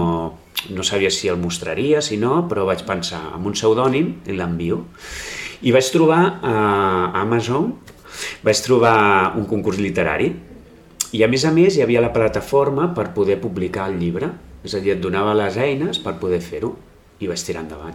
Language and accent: Catalan; Blanes, Catalonia, Spain; al meu poble, no? que és a, eh, Blanes a, eh, és el meu poble